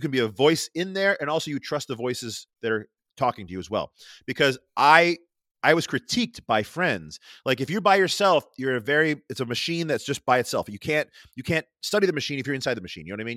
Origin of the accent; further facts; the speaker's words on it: Rochester, New York, United States; accent: Rochester; my Rochester accent